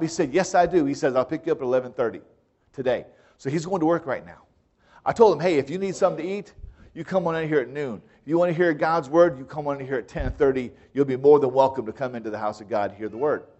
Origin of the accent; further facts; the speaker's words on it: United States; as an American, I never heard of dedicating your house